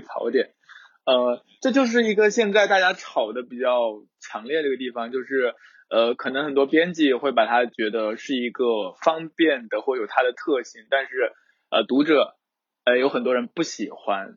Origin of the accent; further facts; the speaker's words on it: southern China, China; 作为一个南方人